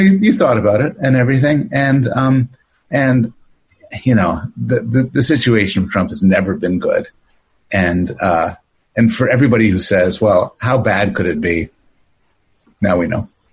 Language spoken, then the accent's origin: English; Canada; also born or lived in Toronto; now in United States; born in born in Canada, but uh, uh, my mom was from the states, and I live in the states